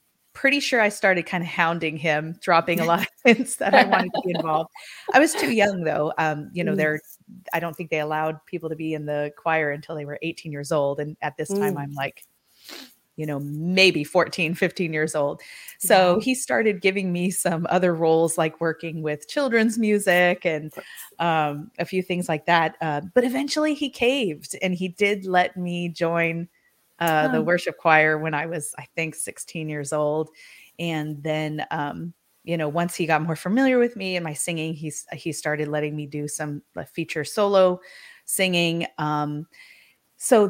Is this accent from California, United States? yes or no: yes; San Diego, California, United States; also born or lived in East Coast; So we moved from the East Coast back to San Diego, where most of my family was from originally. My parents were from there originally. So we kind of came back and settled here. By that time, I was in junior high